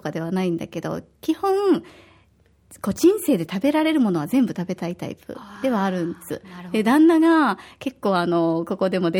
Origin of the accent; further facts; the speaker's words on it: Osaka, Japan; now in Okinawa, Japan; 私は大阪出身で小学5年生と3年生の2人の子育て真っ最中です